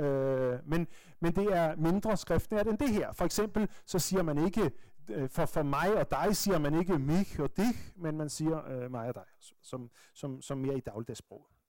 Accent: Bornholm, Capital Region of Denmark, Denmark; accent: Bornholmsk; moved away; som vi siger på Bornholmsk

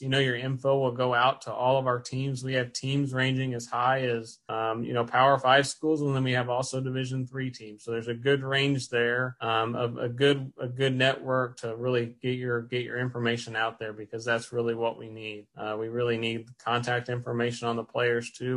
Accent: Brownstown, Indiana, United States; I'm from Brownstown, uh, so that's where went to Brownstown Central and graduated from there

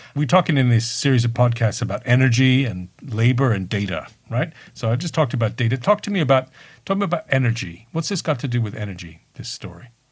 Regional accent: United Kingdom; I'm too British.

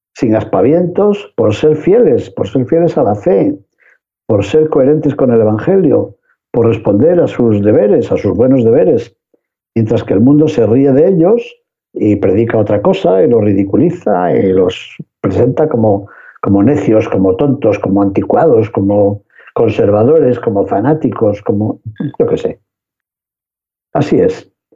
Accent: León, Castile and León, Spain; moved away; de mi tierra de León

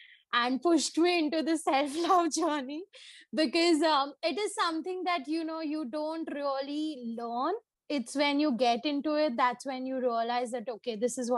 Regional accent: Mumbai, Maharashtra, India; Born and brought up in Bombay

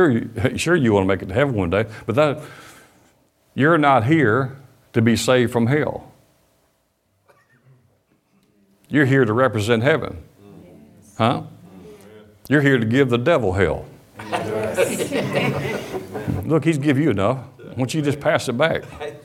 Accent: Detroit, Michigan, United States; born there; I was born in Detroit, Michigan. Been here been here for a while. First grade.

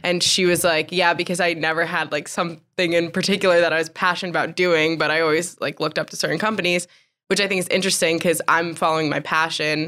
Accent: New Jersey, United States; moved away as an adult; now in Greenville, United States; I'm from New Jersey

